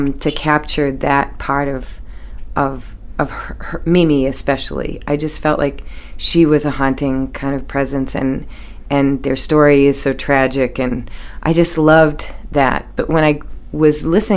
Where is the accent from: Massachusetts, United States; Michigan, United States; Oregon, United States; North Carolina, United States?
Massachusetts, United States; Peabody; moved away as an adult; also born or lived in Center Lovell, Maine; now in Maine, United States; we're from Peabody, and my grandparents came off the boat, but, you know, it was a very normal kind of Peabody lifestyle. But I came to Maine when I was 19